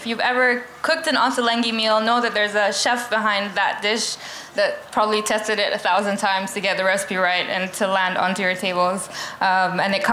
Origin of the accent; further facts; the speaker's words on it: Bahrain; now in London, United Kingdom; I grew up in Bahrain